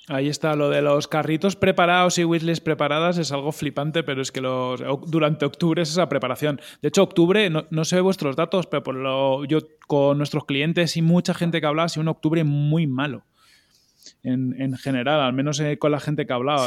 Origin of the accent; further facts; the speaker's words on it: Galicia, Spain; mi tierra, por Galicia